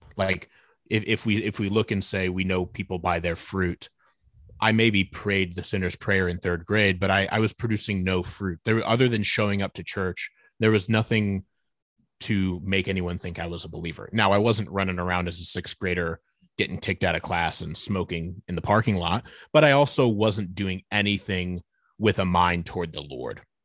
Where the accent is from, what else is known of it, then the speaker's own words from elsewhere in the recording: Fort Wayne, Indiana, United States; moved away as an adult; now in Nashville, United States; We're originally from Northeast Indiana, uh, so we're both from the city of Fort Wayne, Indiana